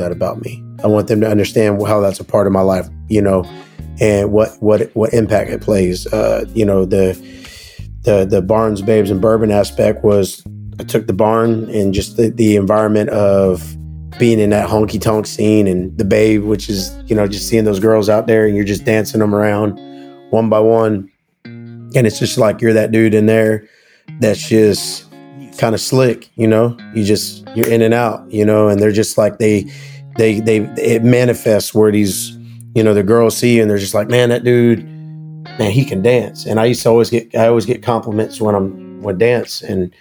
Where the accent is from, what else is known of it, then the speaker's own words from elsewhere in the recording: Sanford, Florida, United States; also born or lived in Nashville, Tennessee; we have a place in Florida in Sanford called The Barn in Sanford, which is like my hometown honky tonk spot